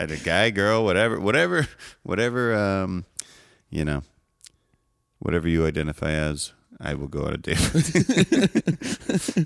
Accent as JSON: {"language": "English", "town": "Evanston", "region": "Illinois", "country": "United States", "tie": "born or raised there", "said": "I'm from Evanston. I'm not from Chicago."}